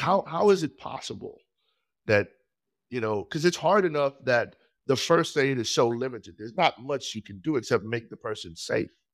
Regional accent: Trinidad & Tobago; moved away as an adult; now in United States; I was born in Trinidad and Tobago

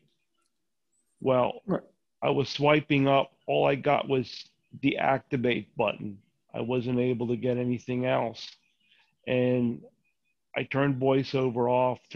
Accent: Philadelphia, Pennsylvania, United States; from the same place I've always been, Philly

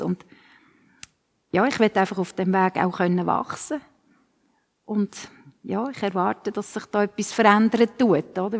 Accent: Switzerland; bei uns in der Schweiz

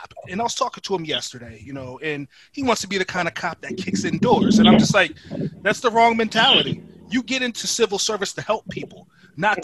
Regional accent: Stratford, United States; growing up where we grew up in Stratford

